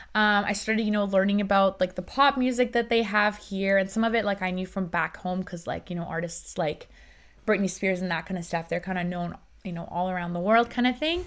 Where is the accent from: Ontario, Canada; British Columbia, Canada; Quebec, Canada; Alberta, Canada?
British Columbia, Canada; Vancouver; English is a second language; also born or lived in Iran; I grew up in Iran. And then I moved to Canada when I was seven years old